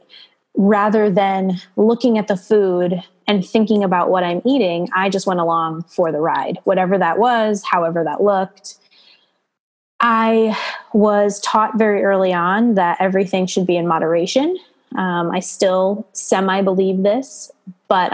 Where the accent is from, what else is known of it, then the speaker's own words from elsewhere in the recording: East Coast, United States; moved away as an adult; now in Monterey Bay area, United States; I am originally from the East Coast and moved out here to California 6 years ago